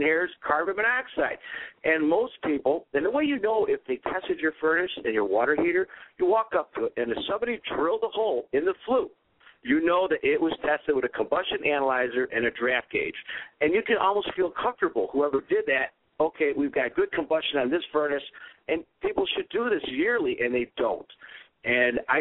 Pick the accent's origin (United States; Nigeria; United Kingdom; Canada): United States; Cleveland, Ohio; I'm from Cleveland